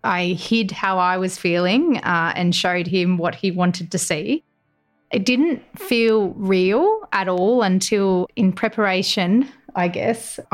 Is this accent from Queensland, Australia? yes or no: yes; Gold Coast, Queensland, Australia; moved away as an adult; also born or lived in Canberra; they asked where I was from because I'd only been in Canberra about 3 weeks at that stage. And I said I was from the Gold Coast